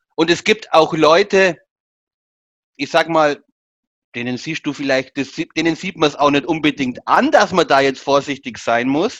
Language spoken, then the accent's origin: German; Augsburg, Bavaria, Germany; als Augsburger